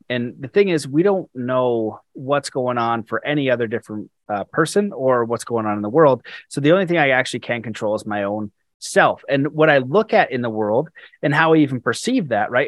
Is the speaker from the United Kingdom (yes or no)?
no; Canada; as a Canadian